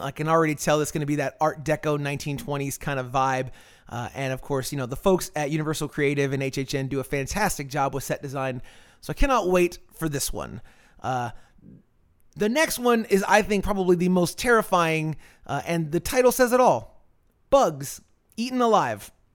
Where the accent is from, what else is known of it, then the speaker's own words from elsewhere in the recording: Florida, United States; when I was a kid in the 90s, growing up in Florida, I'm of Cuban heritage.